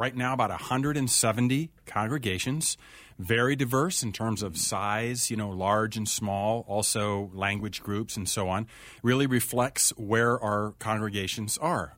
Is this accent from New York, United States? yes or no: no; Urbana, Ohio, United States; moved away as an adult; also born or lived in Elgin, Illinois / West Coast; I grew up in a small little town in Ohio, a little town called Urbana, Ohio.